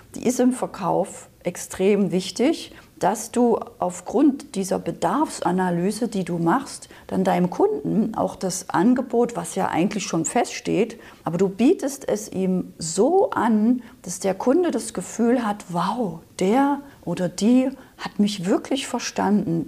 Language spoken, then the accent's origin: German; Saxony, Germany; moved away; also born or lived in Berlin; Also ich bin ursprünglich aus Sachsen, das hört man vielleicht noch so ein bisschen